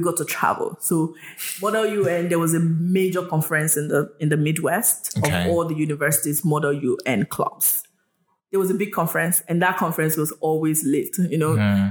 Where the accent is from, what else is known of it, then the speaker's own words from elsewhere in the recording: Nigeria; moved away; also born or lived in United States; I was Yoruba when I was living in Nigeria